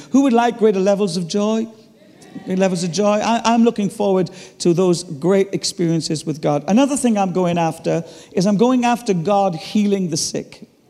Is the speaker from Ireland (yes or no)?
yes; Ireland; I'm Irish